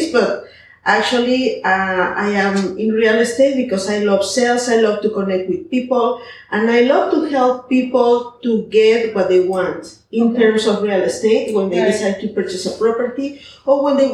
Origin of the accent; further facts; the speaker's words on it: Mexico City, Mexico; moved away as an adult; now in Puerto Vallarta, Mexico; I'm from Mexico City. I have 19 years living in Puerto Vallarta